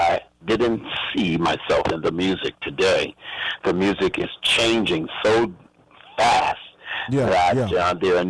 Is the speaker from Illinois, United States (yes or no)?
yes; Chicago, Illinois, United States; now in Washington, D.C., United States; I'm from Chicago and also and live in D.C.